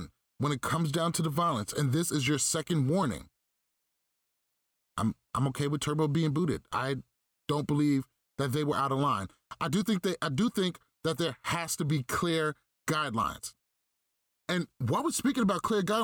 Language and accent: English; New York, United States; I'm a New Yorker. I used to wake up in the morning every day and tell my neighbor to go fuck themselves